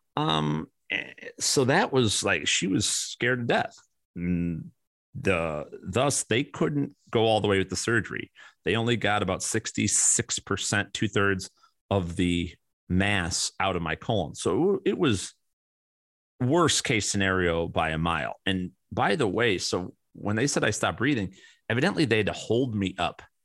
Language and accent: English; Chicago, Illinois, United States; growing up in Chicago and my father and mo-, mother, both who've passed away